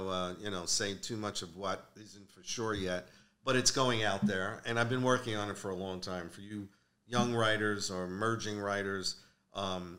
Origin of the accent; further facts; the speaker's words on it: New York City, New York, United States; also born or lived in Manhattan, New York; I grew up in Maspeth